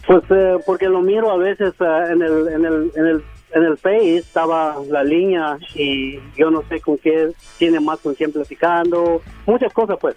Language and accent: Spanish; Oaxaca, Mexico; now in California, United States; yo soy de Oaxaca, pero soy de aquí, California